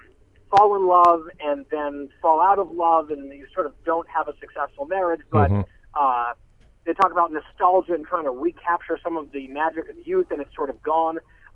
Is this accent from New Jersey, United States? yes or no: yes; Bergen County, New Jersey, United States; also born or lived in Middle East / Southeast Asia / New York area; So, I grew up in Bergen County, so 4th grade through high school, Bergen County, New Jersey, the northeastern corner of the state of New Jersey, just outside New York, and the county seat is Hackensack.